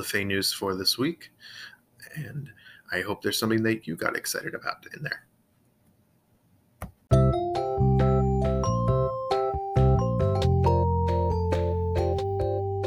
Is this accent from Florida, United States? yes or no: yes; Florida, United States; So I grew up in Florida, a little different places in Florida, a lot of places in South Florida, but in Central Florida as well.